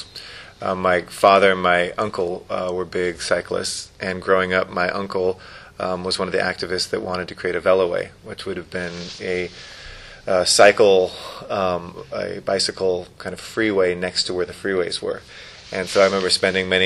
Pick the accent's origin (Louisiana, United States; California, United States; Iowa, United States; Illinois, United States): California, United States; Los Angeles; I grew up in the Valley and used to love bicycling on the Sepulveda Dam area